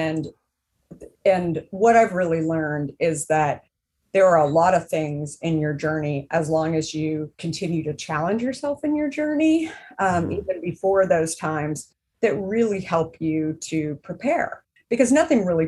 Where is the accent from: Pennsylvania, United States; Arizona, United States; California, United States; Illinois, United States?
Arizona, United States; I grew up in Arizona